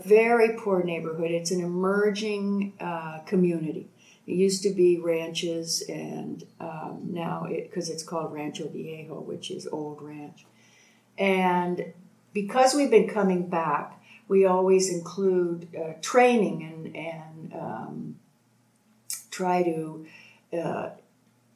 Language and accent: English; Toronto, Ontario, Canada; moved away as an adult; also born or lived in Boulder, Colorado, United States; now in Mexico; I'm from Toronto and still Canadian